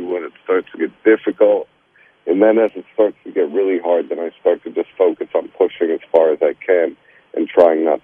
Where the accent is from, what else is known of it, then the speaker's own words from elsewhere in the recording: New York City, New York, United States; I grew up in Brooklyn, New York, and had a single mother